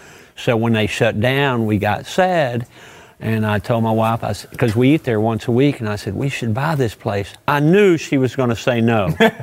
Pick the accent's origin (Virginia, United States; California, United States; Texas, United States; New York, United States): Texas, United States; Irving; being born and raised in Irving. And I'm actually second generation Irving.